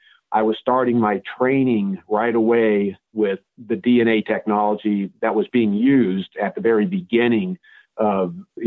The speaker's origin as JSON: {"language": "English", "town": "Fairfield", "region": "California", "country": "United States", "tie": "born or raised there", "said": "growing up, I bounced all over the United States until we settled in the Fairfield-Vacaville area starting in the eighth grade. And then I attended high school in that are"}